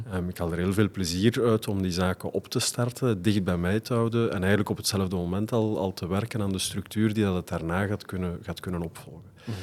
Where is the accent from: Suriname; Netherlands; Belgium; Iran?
Belgium; Leuven, Flanders; Mijn vader is ehm, blijven plakken in Leuven. En, dus ik ben van daar afkomstig.